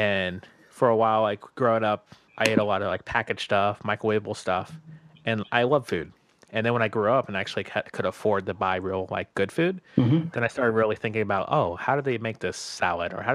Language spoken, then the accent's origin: English; Tampa, Florida, United States; also born or lived in Orlando, Florida; grew up in Tampa